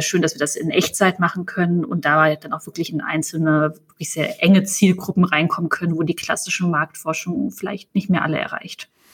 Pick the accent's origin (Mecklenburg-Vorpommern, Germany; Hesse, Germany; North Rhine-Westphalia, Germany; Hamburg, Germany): Hesse, Germany; now in Berlin, Germany; in Hessen, wo wir beide gebürtig herkommen.